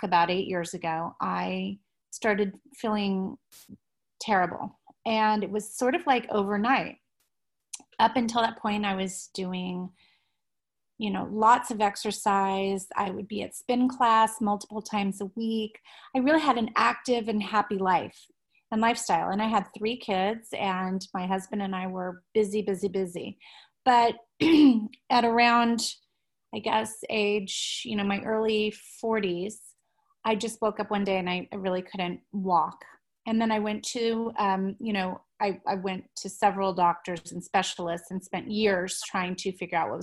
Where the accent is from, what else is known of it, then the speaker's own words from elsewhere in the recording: Midwest, United States; I was born and raised in the Midwest